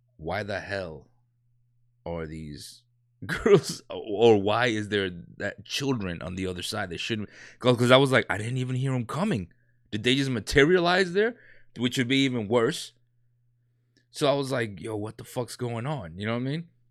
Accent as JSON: {"language": "English", "town": "New York City", "region": "New York", "country": "United States", "tie": "born or raised there", "said": "I grew up in a, in a, you know, gangs and all that, you know what I'm saying, when I was, um, younger in New York"}